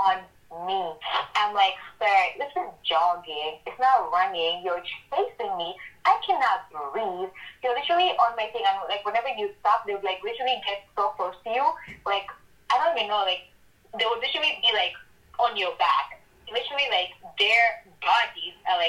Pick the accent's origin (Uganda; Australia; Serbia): Uganda; I also went to Uganda. Like, I grew up in Uganda